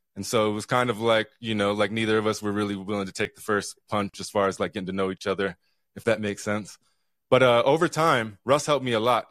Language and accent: English; Utah, United States; now in Juneau, United States; I grew up here in Utah a long time ago